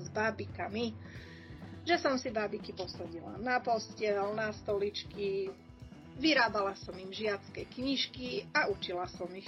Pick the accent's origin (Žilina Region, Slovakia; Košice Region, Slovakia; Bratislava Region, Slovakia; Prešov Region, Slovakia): Košice Region, Slovakia; Košice; also born or lived in Moldava nad Bodvou; ja som vyrastala nielen v Košiciach v meste, ale aj na vidieku, ktorý je spojený s Moldavou a s okolím